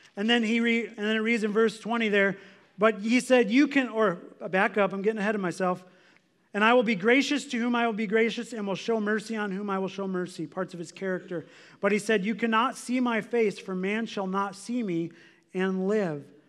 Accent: United States; we're American

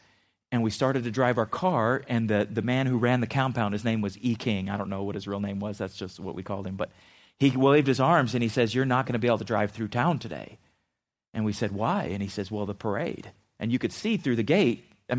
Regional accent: Philippines; as a kid growing up in the Philippines, when we first moved there, we lived off the base in a military compound.

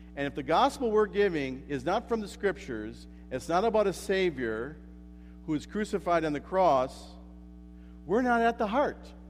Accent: United States; moved away; I'm an American

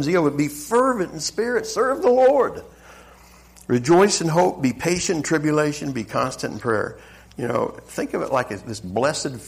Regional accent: the South, United States; accent: Southern; moved away; I'm originally from the South. I know you couldn't tell by the accent. But that Southern hospitality

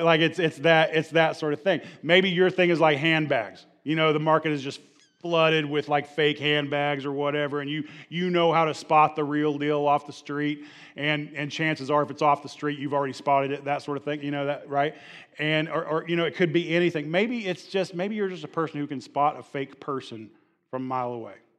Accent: the Bible Belt, United States; I'm a Bible Belt, uh, kid, and, and, and growing up in the Bible Belt

